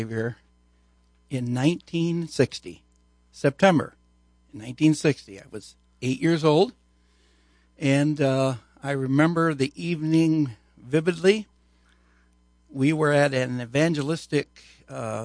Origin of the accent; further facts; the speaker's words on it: Aurora, Illinois, United States; moved away as an adult; also born or lived in Grand Rapids, Michigan; I was born and raised in Aurora, Illinois